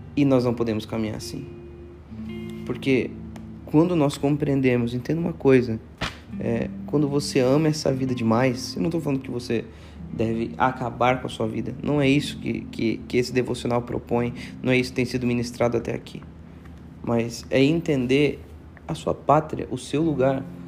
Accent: Joinville, Santa Catarina, Brazil; moved away as an adult; now in Itajaí, Brazil; eu moro aqui em Itajaí, Santa Catarina, nasci em Joinville

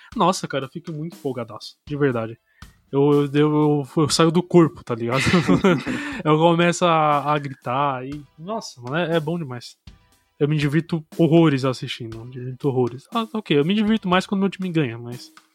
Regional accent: Brazil; a gente como brasileiro

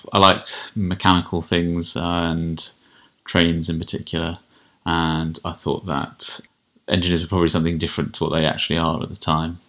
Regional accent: Kent, South East England, United Kingdom; I grew up in Kent.

